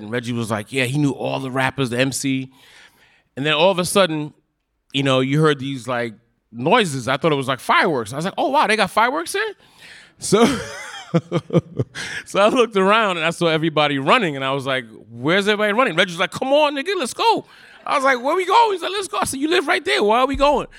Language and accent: English; New York City, New York, United States; I grew up in Park Slope, which is, you know, not the hardest neighborhood